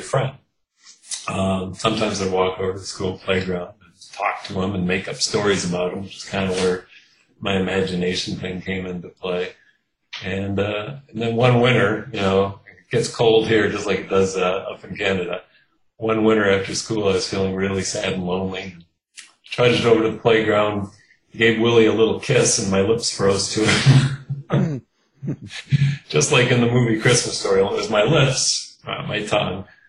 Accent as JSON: {"language": "English", "town": "Kenosha", "region": "Wisconsin", "country": "United States", "tie": "born or raised there", "moved": "yes", "lives_now": "Milwaukee, United States", "said": "I grew up in Kenosha, Wisconsin, which is uh, the southeast corner of the state"}